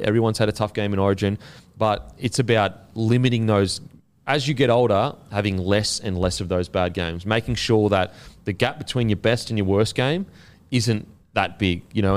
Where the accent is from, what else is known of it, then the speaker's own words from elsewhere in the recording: Queensland, Australia; as a Queenslander